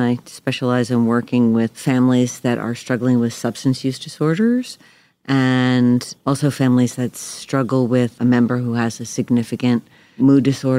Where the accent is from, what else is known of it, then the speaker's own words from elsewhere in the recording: New York, United States; I grew up outside of New York City.